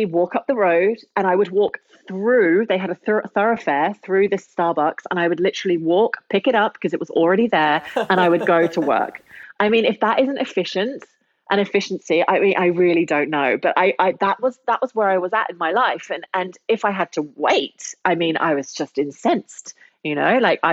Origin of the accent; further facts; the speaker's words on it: London, United Kingdom; moved away as an adult; now in Berlin, Germany; I am the Londoner